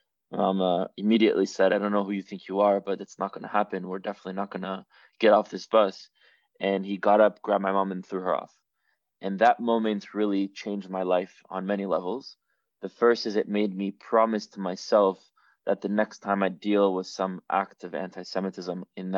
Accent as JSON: {"language": "English", "town": "Miami", "region": "Florida", "country": "United States", "tie": "born or raised there", "said": "And so I grew up basically in the diaspora, but at a very early age when I was growing up in Miami, at the age of five, I sort of came across a sort of identity crisis, I would say."}